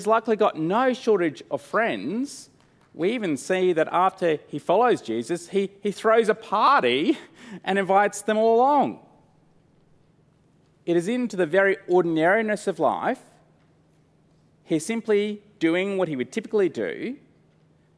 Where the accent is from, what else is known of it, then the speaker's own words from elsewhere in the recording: Brisbane, Queensland, Australia; Growing up in Brisbane